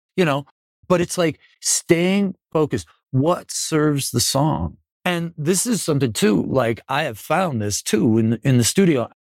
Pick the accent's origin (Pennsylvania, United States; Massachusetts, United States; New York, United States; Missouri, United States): New York, United States; Buffalo; I'm from Buffalo